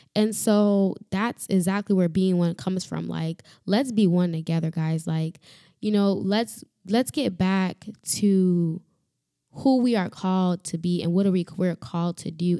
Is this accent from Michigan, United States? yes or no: no; Florida, United States; also born or lived in Dominican Republic; I am from Florida